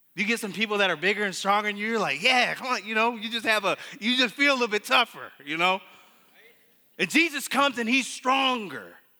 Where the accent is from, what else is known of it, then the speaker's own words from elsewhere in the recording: Muskegon, Michigan, United States; I grew up in Muskegon